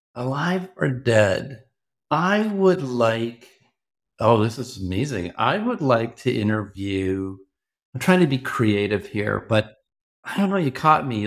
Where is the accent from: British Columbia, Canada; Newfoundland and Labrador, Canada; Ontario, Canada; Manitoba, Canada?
Ontario, Canada; Toronto; I grew up in Toronto, but worked a lot in the U S in my early careers.